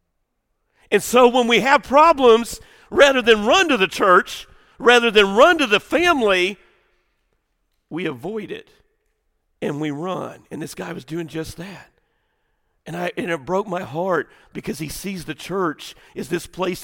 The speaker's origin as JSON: {"language": "English", "region": "the South", "country": "United States", "tie": "born or raised there", "said": "we grew up in the Southern church."}